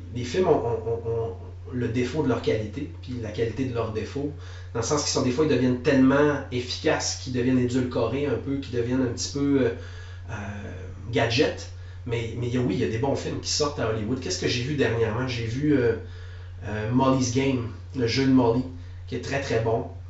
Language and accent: French; Quebec, Canada; also born or lived in Lévis; je suis né à, Lévis, sur, sur la rive sud de, de Québec. J'ai habité là de façon très, très minime parce que j'ai passé le plus clair de mon enfance au Saguenay-Lac-Saint-Jean.